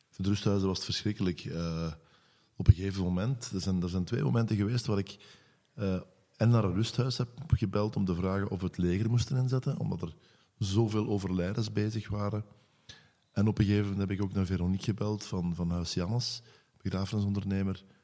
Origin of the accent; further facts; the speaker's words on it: Bree, Limburg, Belgium; born there; Ik ben geboren in Bree.